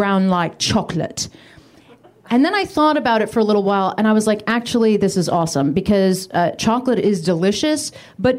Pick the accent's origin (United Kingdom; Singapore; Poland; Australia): United Kingdom; moved away; When I was a kid, I grew up in the UK